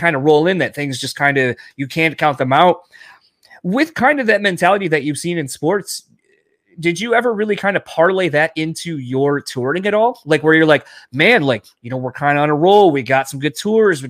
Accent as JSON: {"language": "English", "region": "Michigan", "country": "United States", "said": "we're from Michigan."}